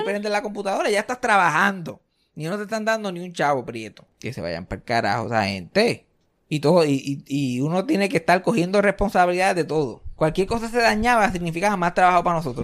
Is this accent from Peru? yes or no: no; Puerto Rico; now in Texas, United States; yo soy el puertorriqueño que se pasa constantemente hablando de Puerto Rico